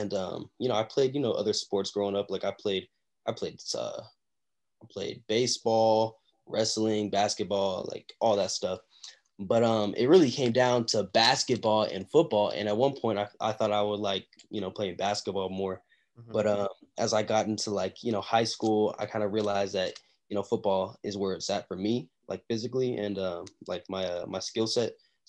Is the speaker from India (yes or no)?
no; Tulsa, Oklahoma, United States; born there; now in Texas, United States; So I was born in Tulsa, Oklahoma. And, you know, the football there is, like, it's okay, but it's not, you know, that highly, like, there's not a lot of recruits coming out of Oklahoma, Tulsa, Oklahoma.